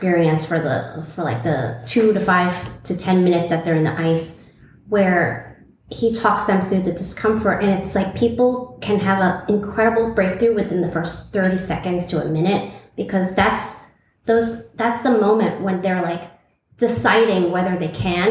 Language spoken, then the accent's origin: English; New York City, New York, United States; moved away as an adult; now in Tulum, Mexico; I was born and raised in Brooklyn, New York, and I thought I would be there forever